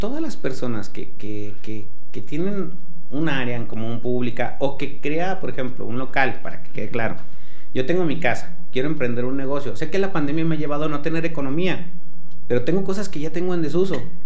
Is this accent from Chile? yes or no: no; Aguascalientes, Mexico; Los que nacimos en Aguascalientes